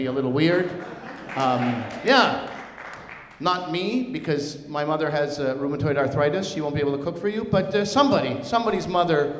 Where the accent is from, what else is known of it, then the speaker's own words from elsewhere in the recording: Montreal, Quebec, Canada; moved away as an adult; also born or lived in New Brunswick / Leeds / Pakistan; now in Toronto, Canada; Then Leeds, then New Brunswick, where I was born, and then Montreal most of my life, and now Toronto